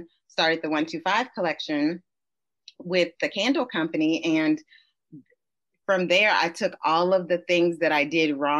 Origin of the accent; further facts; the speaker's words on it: Kentucky, United States; moved away as an adult; now in New York City, United States; I'm originally from Kentucky